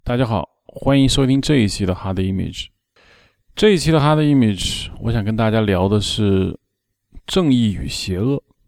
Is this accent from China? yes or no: yes; China; 我们中国人